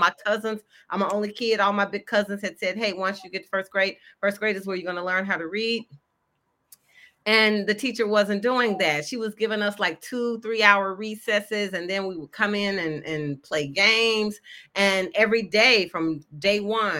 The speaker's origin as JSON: {"language": "English", "town": "Memphis", "region": "Tennessee", "country": "United States", "tie": "born or raised there", "said": "I grew up in Memphis, Tennessee, where I presently live"}